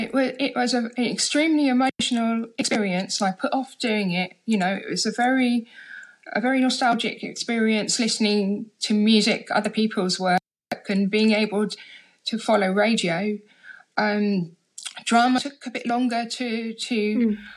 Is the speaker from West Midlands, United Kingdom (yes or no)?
no; London, United Kingdom; I grew up in London. I come from Harlesden